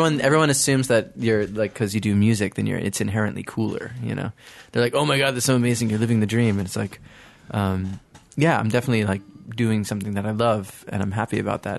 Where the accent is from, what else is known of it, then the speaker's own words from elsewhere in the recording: Stony Brook, New York, United States; I'm from the North Shore, Stony Brook.